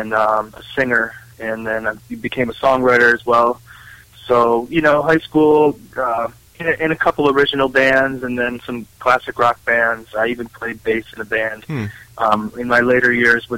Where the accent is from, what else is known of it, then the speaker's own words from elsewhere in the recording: Western Massachusetts, United States; moved away as an adult; I'm from Western Massachusetts, from the country, you know, dirt roads, wide open country, not much going on. That was where I started